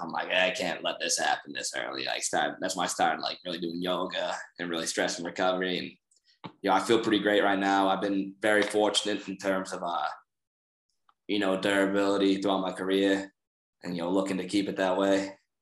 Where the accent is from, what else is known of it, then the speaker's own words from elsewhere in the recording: Boston, Massachusetts, United States; moved away; I'm from Boston